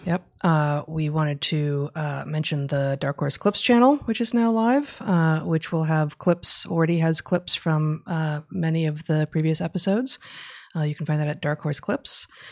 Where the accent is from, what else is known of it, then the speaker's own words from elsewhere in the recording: United States; as American citizens, you know, of the United States of America